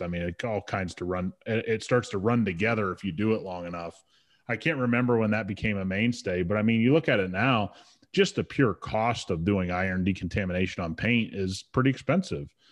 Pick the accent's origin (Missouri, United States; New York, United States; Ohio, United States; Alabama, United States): Ohio, United States; I grew up a Buckeye fan, you know, I grew up around the Buckeyes